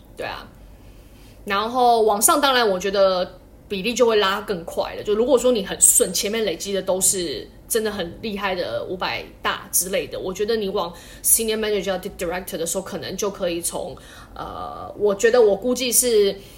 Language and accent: Chinese; Taiwan; now in China; 我算台湾人嘛